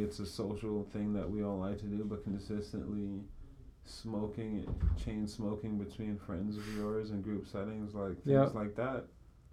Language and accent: English; New York, United States; I'm a New Yorker